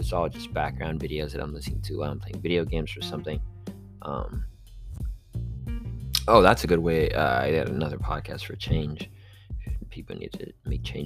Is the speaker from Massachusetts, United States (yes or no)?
no; Miami Beach, Florida, United States; growing up on South Beach